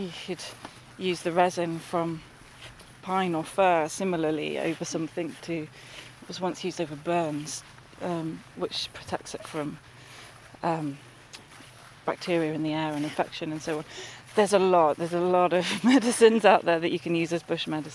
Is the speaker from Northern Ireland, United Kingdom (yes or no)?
no; London, United Kingdom; moved away; I grew up in the North London, sort of Hertfordshire and Essex borders where they all kind of meet, and in a urban environment.